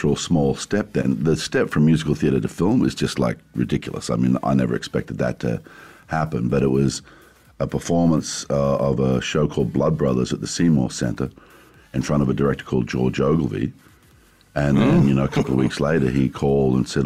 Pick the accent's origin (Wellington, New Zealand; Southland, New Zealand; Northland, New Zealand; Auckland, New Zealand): Wellington, New Zealand; I was born in Wellington, New Zealand.